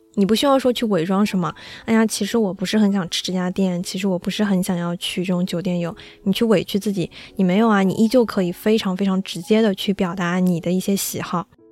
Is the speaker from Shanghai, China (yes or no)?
yes; Shanghai, China; 我们是上海的嘛